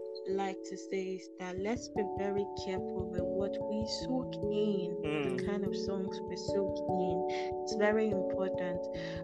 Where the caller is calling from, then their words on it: Ukraine; oh yeah, I'm tuning in live from Ukraine.